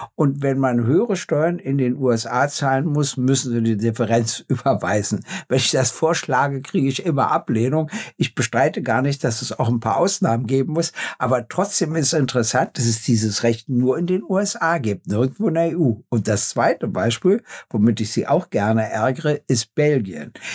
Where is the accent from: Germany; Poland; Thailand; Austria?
Germany; Berlin; in meiner Heimat